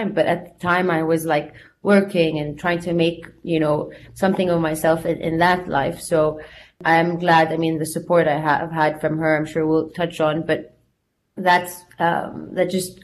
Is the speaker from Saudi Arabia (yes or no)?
yes; Jeddah, Makkah Province, Saudi Arabia; moved away as an adult; also born or lived in United States; I grew up in Saudi, in Jeddah, where I am today here speaking to you.